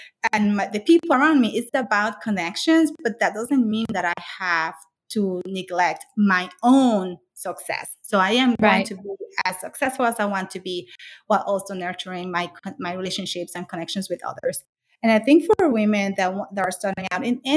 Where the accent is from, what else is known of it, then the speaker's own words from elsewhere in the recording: Dominican Republic; moved away as an adult; now in United States; I grew up in the Dominican Republic. I came here when I was 19